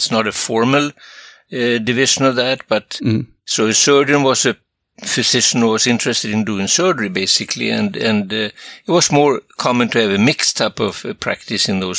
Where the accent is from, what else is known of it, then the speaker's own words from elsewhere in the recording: Sweden; now in United States; I come from another country. I come from Sweden originally